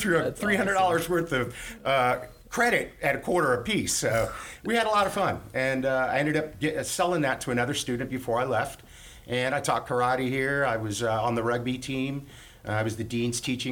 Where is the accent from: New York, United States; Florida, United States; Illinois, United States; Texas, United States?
Florida, United States; Miami; I was born in Miami, Florida. I'm a fifth generation Floridian, which is pretty rare. Grew up, went to a great prep school down there